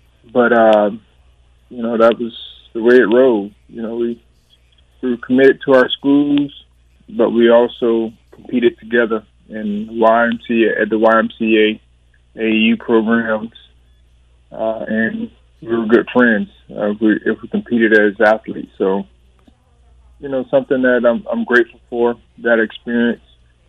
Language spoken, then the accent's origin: English; Thomasville, Georgia, United States; So I'm born and raised in Thomasville, Georgia.